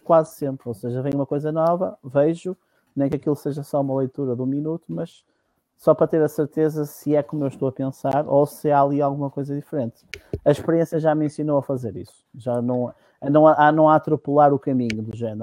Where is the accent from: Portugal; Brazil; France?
Portugal; Minho; also born or lived in Cova da Piedade, Almada / Carcavelos; a minha vinda para, digamos, para as origens foi logo muito cedo, por volta dos três anos e tal, vim para cima e por cá fiquei. Portanto, eu considero minhoto e não Lisboeta ou, ou do Sul.